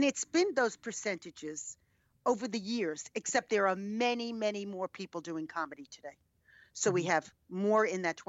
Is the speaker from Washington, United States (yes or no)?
no; New York, United States; I'm a New Yorker, yes.